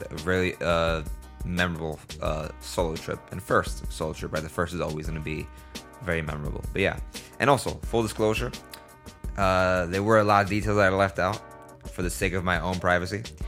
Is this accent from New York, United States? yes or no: yes; New York City, New York, United States; I'm from New York